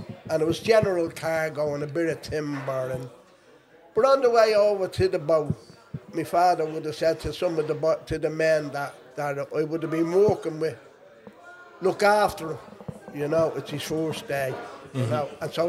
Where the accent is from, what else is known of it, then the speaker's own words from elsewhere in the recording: Dublin, Leinster, Ireland; I was born in Monto. Lived in a tenement house in Monto. And then we moved when the flats opened in the north wall in Sheriff Street.